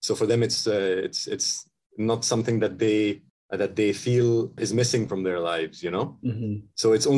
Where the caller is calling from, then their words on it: Himachal Pradesh, India; So I am currently sitting in the state of Himachal Pradesh in India. And this is near the Himalayas.